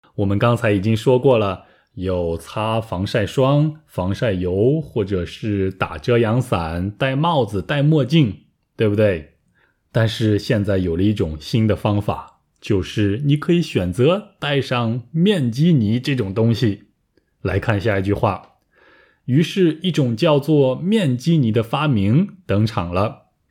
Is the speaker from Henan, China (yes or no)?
no; Taiyuan, Shanxi, China; also born or lived in Busan, South Korea; now in Thailand; 我的家乡山西太原